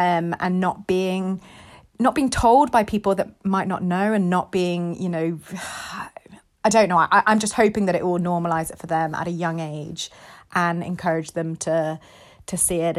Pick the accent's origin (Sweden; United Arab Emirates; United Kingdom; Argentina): United Arab Emirates; Dubai; it's basically kind of my life growing up in Dubai